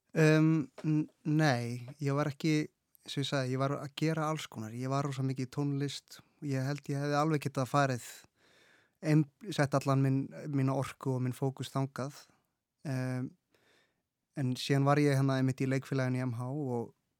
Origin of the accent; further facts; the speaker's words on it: Reykjavík, Capital Region, Iceland; ég er uppalinn í Vesturbænum og verið þar alla mín æfi